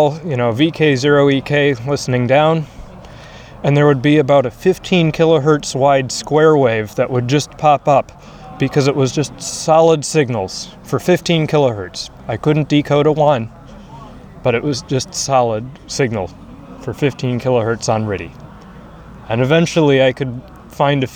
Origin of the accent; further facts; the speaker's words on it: Minnesota, United States; as a Minnesotan